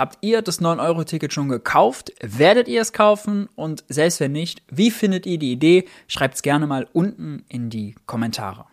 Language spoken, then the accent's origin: German; Mönchengladbach, North Rhine-Westphalia, Germany; ich komme aus München-Gladbach.